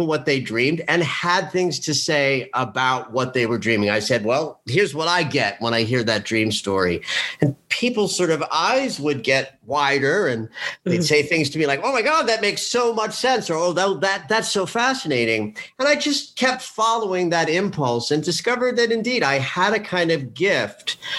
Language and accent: English; New Jersey, United States; also born or lived in New York; I'm born and raised in New York, like a third generation New Yorker, though I grew up outside of the city in New Jersey.